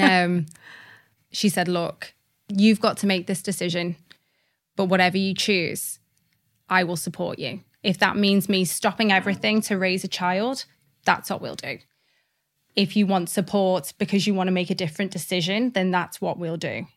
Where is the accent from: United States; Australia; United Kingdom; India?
United Kingdom; Liverpool, North West England; also born or lived in Cardiff, Wales; I was born in Cardiff, which is actually where all of my family are, are from. Um, and I'm really proud to be from Wales, but my mum kind of moved us to Liverpool quite quickly